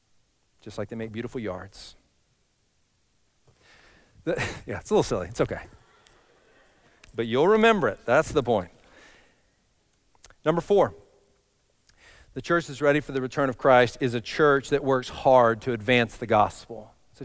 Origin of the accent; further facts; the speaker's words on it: Texas, United States; moved away; I grew up in Texas